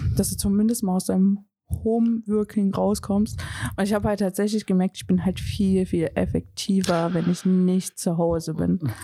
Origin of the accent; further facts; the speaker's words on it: Riesa, Saxony, Germany; ich komme ja gebürtig aus Riesa